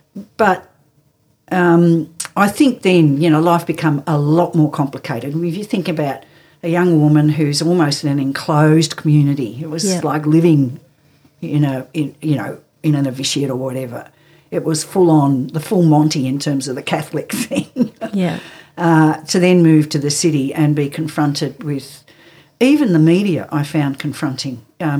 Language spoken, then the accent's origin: English; Nelson Bay, New South Wales, Australia; also born or lived in Europe / Williamtown; We came here in 1953. I was about 18 months old. Spent most of my childhood growing up in Port Stephens at Nelson Bay.